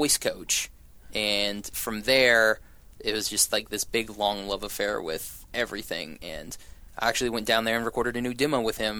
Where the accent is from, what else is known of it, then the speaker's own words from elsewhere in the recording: Shawnee, Oklahoma, United States; I grew up in Shawnee.